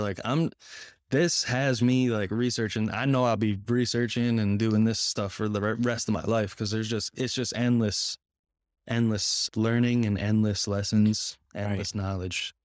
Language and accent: English; Connecticut, United States; moved away as an adult; now in Florida, United States; I am from Connecticut, the same area as you.